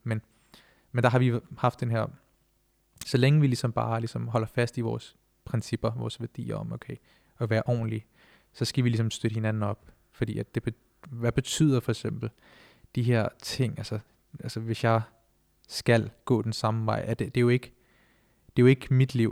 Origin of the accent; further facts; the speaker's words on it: Denmark; vi er jo første generation, som der er født og opvokset her i Danmark